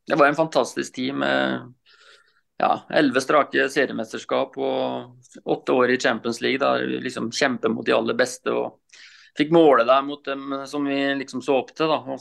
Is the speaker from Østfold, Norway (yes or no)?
yes; Rakkestad, Østfold, Norway; Ja, nei, jeg er jo østfolding, da. Så jeg er jo fra Rakkestad, indre Østfold.